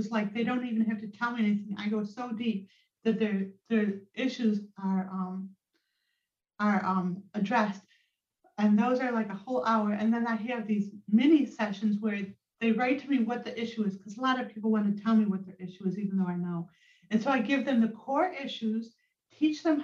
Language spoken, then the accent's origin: English; Rochester, New York, United States; also born or lived in Vermont; my hometown, Rochester, New York